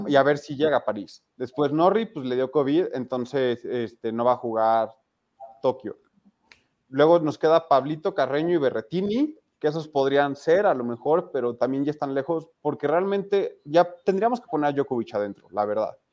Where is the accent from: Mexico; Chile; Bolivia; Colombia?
Mexico; como mexicano